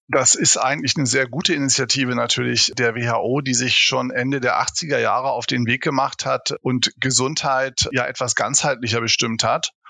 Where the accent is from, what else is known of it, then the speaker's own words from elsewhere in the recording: Hamburg, Germany; now in Heidelberg, Germany; wissen wir beide als Hamburger